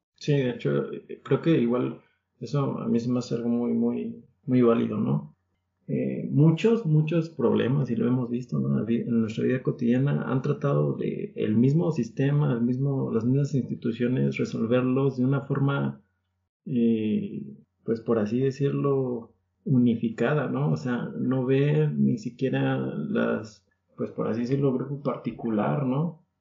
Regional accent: Mexico; somos mexicanos

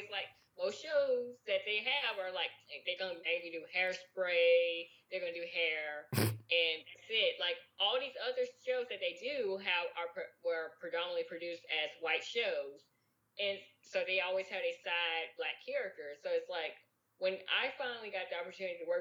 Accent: Bayou La Batre, Alabama, United States; I grew up in Bayou LaBatchery, Alabama.

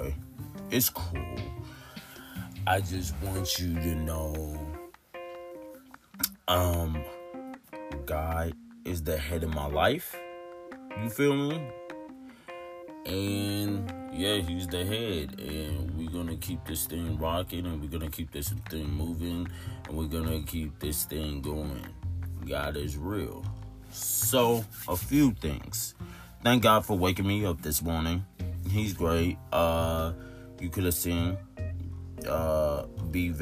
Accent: Tulsa, Oklahoma, United States; I'm from Tulsa, Oklahoma.

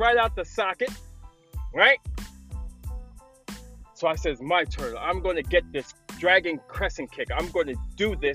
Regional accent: New York City, New York, United States; I grew up in the Bronx in a city called Parkchester.

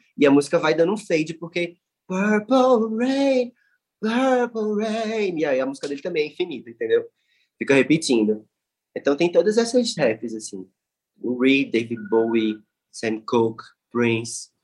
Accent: Recife, Pernambuco, Brazil; na minha cidade natal, entendeu? Tipo, no lugar onde eu nasci

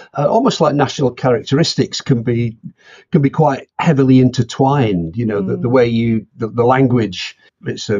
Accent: Halifax, Yorkshire and the Humber, United Kingdom; moved away as an adult; also born or lived in Bristol; now in Oxford, United Kingdom; I lived there until I went to university.

